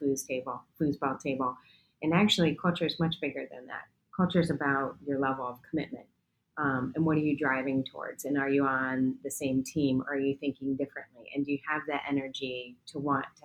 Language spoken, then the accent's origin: English; New York, United States; I was born in New York, the whole family was.